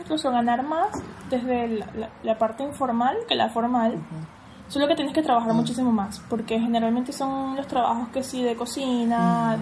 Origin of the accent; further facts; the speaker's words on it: Caracas, Capital District, Venezuela; moved away as an adult; now in Argentina; yo que soy de Caracas